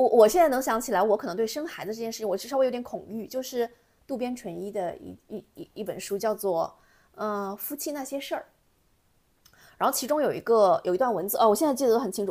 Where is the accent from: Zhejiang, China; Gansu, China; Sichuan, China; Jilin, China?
Gansu, China; Lanzhou; 我是从甘肃兰州